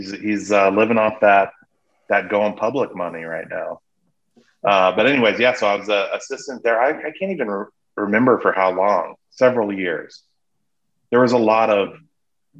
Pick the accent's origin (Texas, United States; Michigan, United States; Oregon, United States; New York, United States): Oregon, United States; also born or lived in Mississippi / Clark Air Force Base, Philippines; now in Chicago, United States; So I was born in Oregon, then we moved to Mississippi, then the Philippines, the tropical island of the Philippine Islands. Grew up on Clark Air Force Base till fifth grade, then came back to Oregon, high school, college